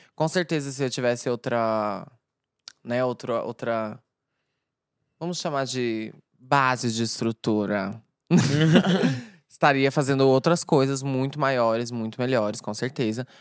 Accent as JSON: {"language": "Portuguese", "town": "Uberlândia", "region": "Minas Gerais", "country": "Brazil", "tie": "born or raised there", "moved": "yes", "lives_now": "São Paulo, Brazil", "said": "o meu background lá na minha cidade, Uberlândia"}